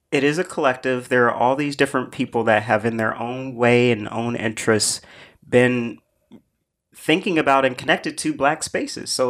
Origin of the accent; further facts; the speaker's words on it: Brooklyn, New York, United States; I'm, I may be growing up in Van Dyke houses, but my daughter, you know, is graduating college next year. It would be nice if she could move back to this neighborhood